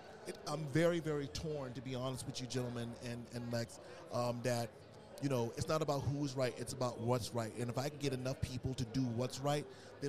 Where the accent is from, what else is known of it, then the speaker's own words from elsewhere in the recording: Southern United States, United States; growing up in the South, being African American, you know, a lot of those opportunities weren't out there for us